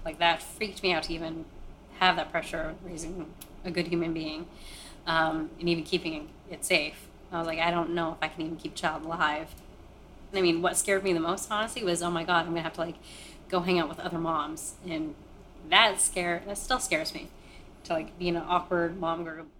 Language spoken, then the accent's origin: English; Maine, United States; born or raised there; also born or lived in Kolkata, India